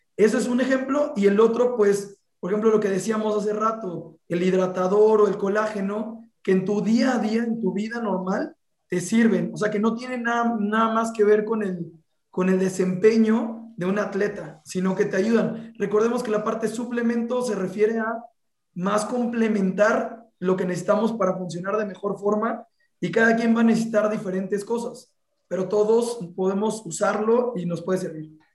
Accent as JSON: {"language": "Spanish", "region": "Veracruz", "country": "Mexico", "said": "soy de Veracruz"}